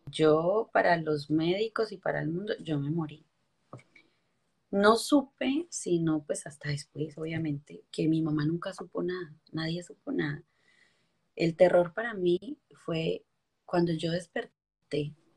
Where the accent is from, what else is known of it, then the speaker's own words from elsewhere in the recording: Ulloa, Valle del Cauca, Colombia; moved away as an adult; also born or lived in Armenia, Quindío; yo soy colombiana, yo soy de Armenia Quindío, me crié en un pueblito que se llama Ulloa Valle